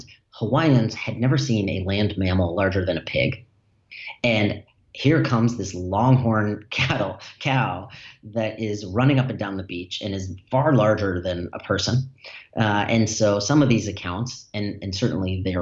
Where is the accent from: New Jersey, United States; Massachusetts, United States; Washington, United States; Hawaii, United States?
Massachusetts, United States; Newton; where I grew up in Newton, Massachusetts.